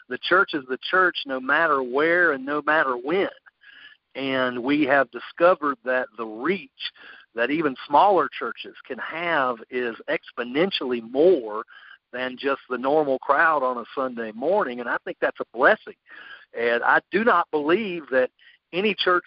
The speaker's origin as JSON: {"language": "English", "town": "Greenville", "region": "South Carolina", "country": "United States", "tie": "born or raised there", "moved": "as an adult", "lives_now": "Columbia, United States", "said": "I'm originally from Greenville. That's where I grew up"}